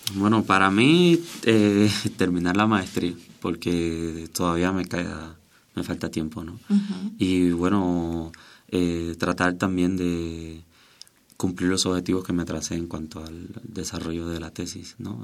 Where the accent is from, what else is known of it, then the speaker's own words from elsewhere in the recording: Cuba; moved away as an adult; now in Mexico; Soy cubano